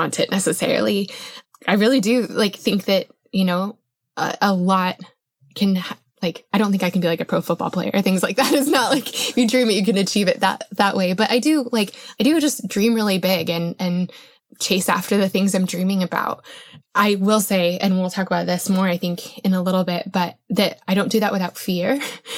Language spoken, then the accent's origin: English; Colorado, United States; I grew up in Colorado.